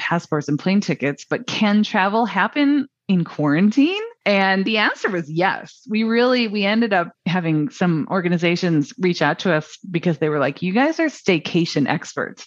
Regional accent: Midwest, United States; also born or lived in Chicago; I'm from the Midwest

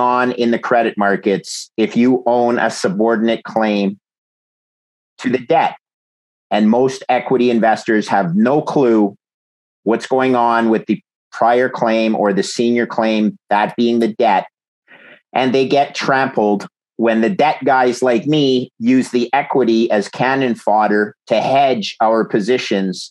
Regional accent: Montreal, Quebec, Canada; also born or lived in Ithaca, New York; I'm a Canadian, grew up in Montreal

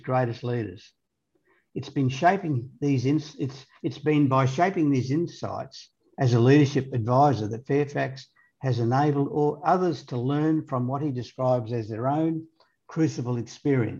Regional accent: Australia; being an Australian myself

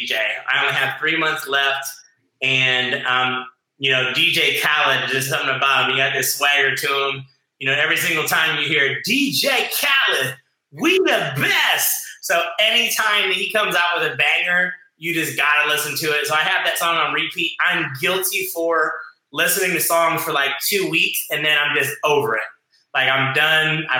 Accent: Ohio, United States; moved away as an adult; also born or lived in Hawaii / Las Vegas; now in South Florida, United States; I was raised on this big farm in Ohio

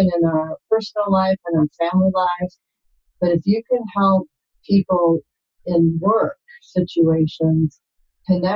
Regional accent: Milwaukee, Wisconsin, United States; moved away; also born or lived in California; I grew up in Wisconsin in the Milwaukee area

